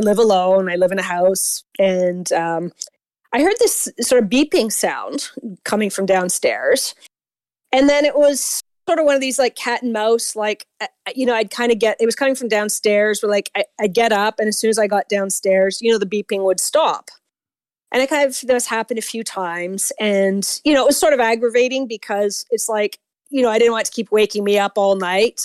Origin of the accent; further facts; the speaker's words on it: Toronto, Ontario, Canada; accent: Canadian; I am from Toronto. So if I have a strong Canadian accent